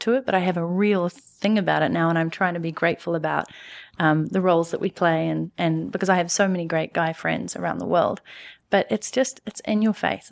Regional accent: New Zealand; moved away as an adult; also born or lived in Canada / London; now in New York City, United States; I'm from New Zealand

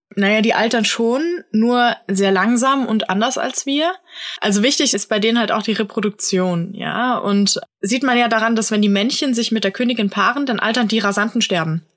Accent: Germany; hier bei uns in Deutschland

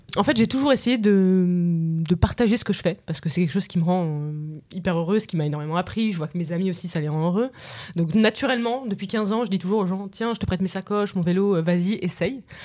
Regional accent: Paris, Île-de-France, France; j'ai 32 ans, je viens de Paris.

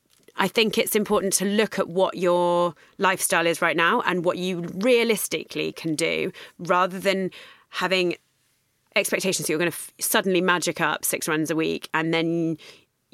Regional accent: London, United Kingdom; because I'm from London

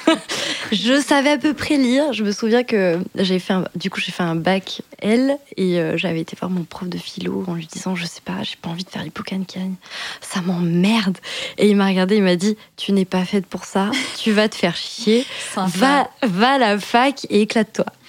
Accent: Périgueux, Nouvelle-Aquitaine, France; moved away as an adult; also born or lived in Bordeaux; now in Paris, France; je suis née en Dordogne, j'étais à Périgueux à ce moment-là

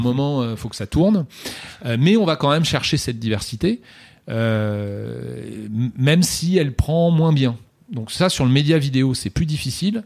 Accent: France; nous sommes français

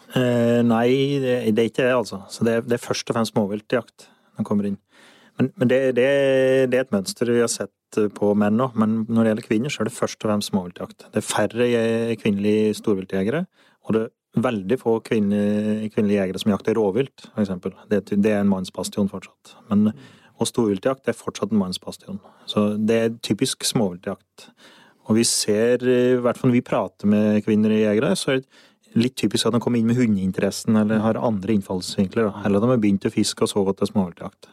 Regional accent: Solør, Innlandet, Norway; jeg er fra Solør. Jeg eh, har røtter på Finnskogen

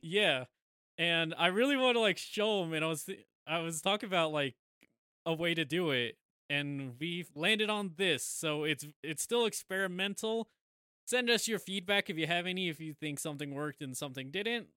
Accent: United States; we're American

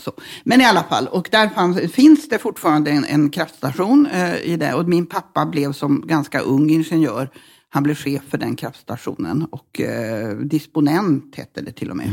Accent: Norrbotten County, Sweden; also born or lived in Luleå / Malmberget / Sikfors; vi bodde i Norrbotten till jag var tio ungefär och eh, på lite olika ställen. Eh, men eh, Luleå, mesta

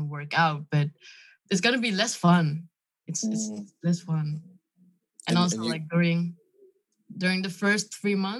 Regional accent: Lelystad, Flevoland, Netherlands; English is a second language; also born or lived in Friesland; I was just born there, and then I moved to Lelystad

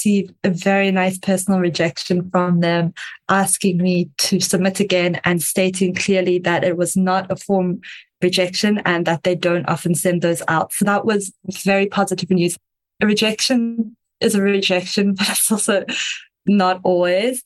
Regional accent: South Africa; I am South African, if you can hear the slightly strange accent.

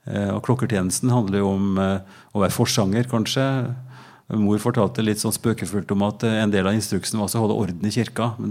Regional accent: Oppdal, Trøndelag, Norway; now in Drammen, Norway; Jeg er fra Trøndelag, fra Oppdal. Sør-Trøndelag. Rett over Dovrefjellet når du kjører sørfra.

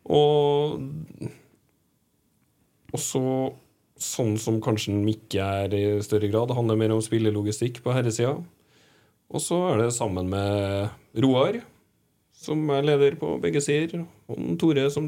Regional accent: Moss, Østfold, Norway; accent: Moss dialect; also born or lived in Trondheim; Jeg er jo fra Moss, ikke sant? Så jeg har jo egentlig en ja, bokmål-mossedialekt som jeg får kritikk for når jeg er der. At den er vanna ut. Og så har jeg bodd mange år i Trondheim

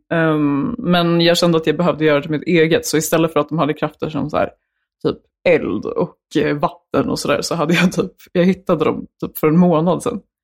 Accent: Ekerö, Stockholm County, Sweden; ifrån Ekerö. Okay. Långt ut på Ekerö

